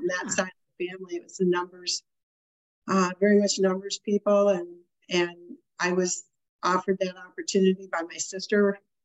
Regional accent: Westland, Michigan, United States; moved away as an adult; also born or lived in Illinois / Florida / Dearborn Heights / Farmington Hills; I grew up in Westland, and the farthest I got away from Westland when I was living in Michigan was Farmington Hills

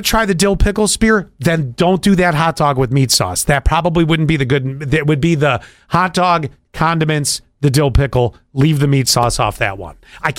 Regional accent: Buffalo, New York, United States; See, growing up in Buffalo

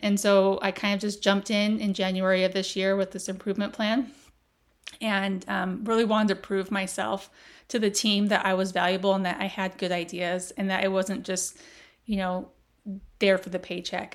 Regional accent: Las Vegas, Nevada, United States; I grew up in Las Vegas

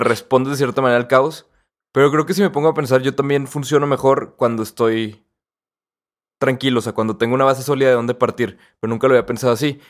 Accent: Mexico

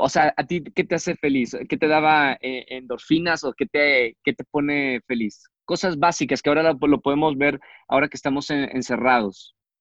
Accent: Monterrey, Nuevo León, Mexico; moved away; mi tierra, Monterrey

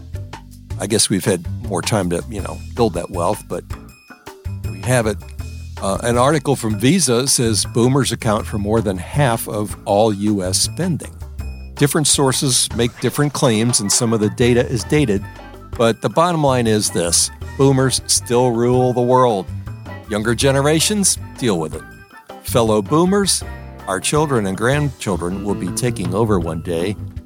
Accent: New Orleans, Louisiana, United States; moved away as an adult; also born or lived in Wisconsin / Illinois / Texas; now in Maryland, United States; I grew up in New Orleans

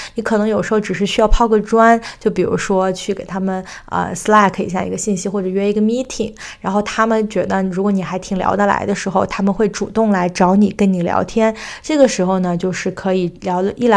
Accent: China; now in United States; 作为中国人

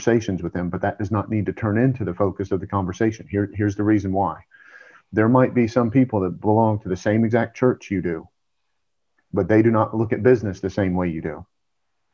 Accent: Georgia, United States; I'm from Georgia

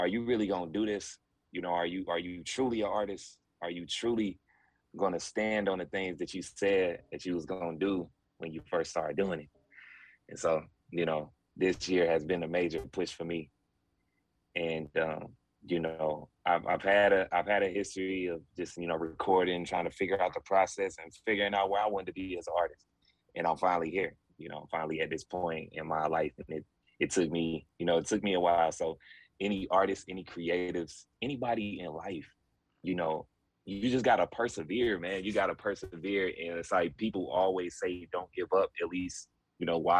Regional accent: Georgia, United States; also born or lived in Mansfield, Ohio; I grew up in Georgia. You know, this is definitely like home for me. I was born in Ohio, Mansfield, Ohio, to be exact

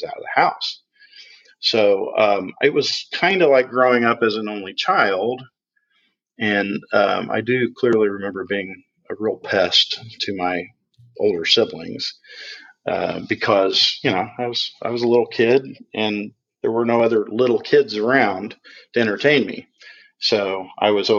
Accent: Indianapolis, Indiana, United States; I was born in November of 67 in Indianapolis. And I grew up in a family of four children

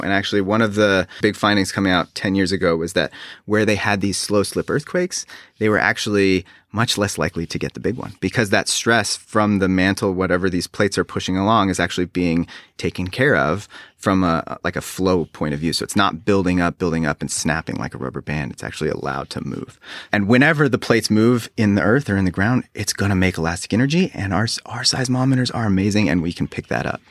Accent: Reno, Nevada, United States; now in South Carolina, United States; I grew up on the West Coast in Reno, Nevada

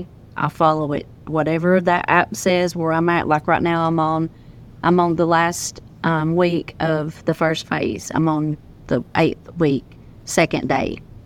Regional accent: Tennessee, United States

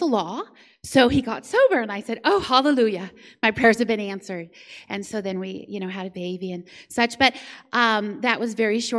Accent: Florida, United States; now in San Antonio, United States; So as Quentin said, I live in San Antonio now, and I came from Florida.

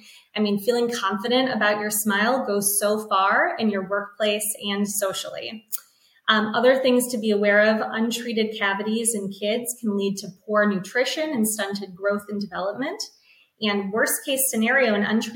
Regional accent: Cleveland, Ohio, United States; also born or lived in Boston / Chicago; I grew up here in Cleveland.

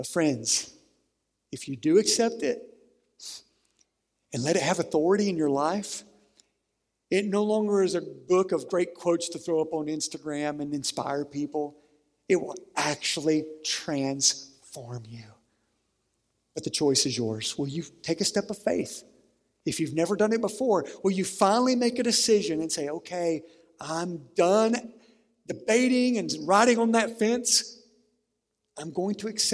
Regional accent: Sandhill Bottom, Harlan County, Kentucky, United States; the home I grew up in Sandhill Bottom in Harlan County

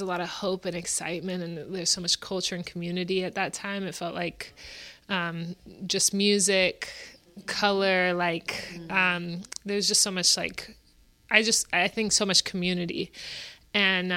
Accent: the Bay Area, California, United States; Growing up in the Bay

